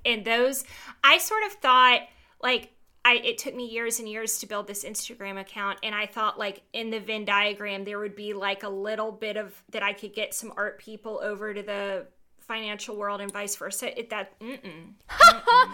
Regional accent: Georgia, United States; I am from Georgia. I went to Georgia

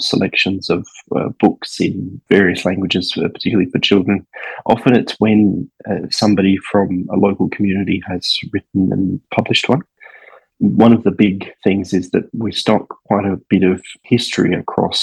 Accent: Darwin, Northern Territory, Australia; now in Hobart, Australia; I grew up in Darwin, which is sort of Australia's northernmost capital

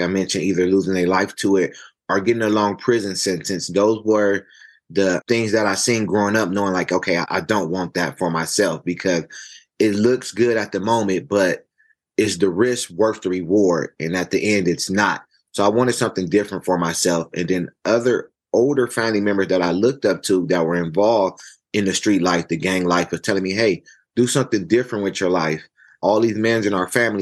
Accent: Los Angeles, California, United States; growing up in South Central Los Angeles

